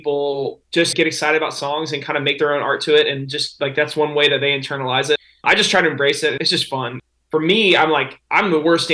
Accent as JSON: {"language": "English", "town": "Nashville", "region": "Tennessee", "country": "United States", "tie": "born or raised there", "said": "So I was born in Nashville, Tennessee"}